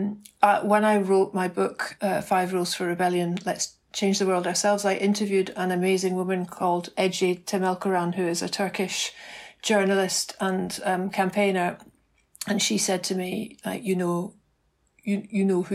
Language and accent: English; Glasgow, Scotland, United Kingdom; I grew up in Glasgow